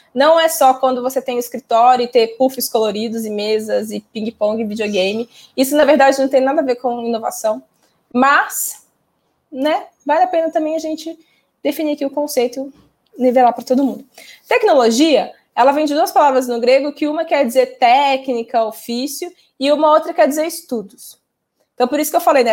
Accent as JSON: {"language": "Portuguese", "region": "Minas Gerais", "country": "Brazil", "said": "Sou mineira"}